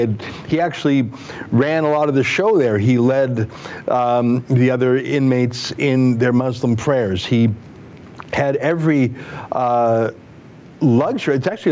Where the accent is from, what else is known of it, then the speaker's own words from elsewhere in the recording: Canada; as a Canadian, I have questions for my own government.